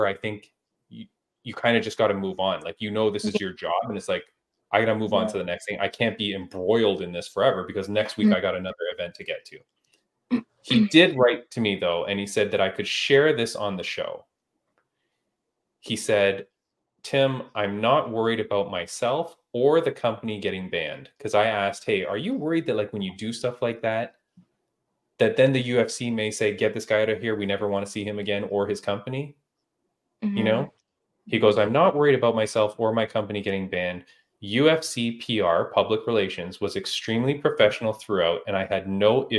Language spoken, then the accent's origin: English; Toronto, Ontario, Canada; Toronto, which is, you know, my hometown